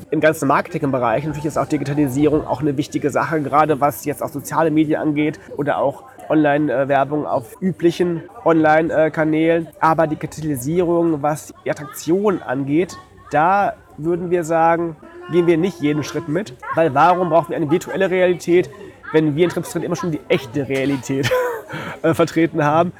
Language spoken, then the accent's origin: German; Detmold, North Rhine-Westphalia, Germany; moved away; bei uns in Detmold, wo ich herkomme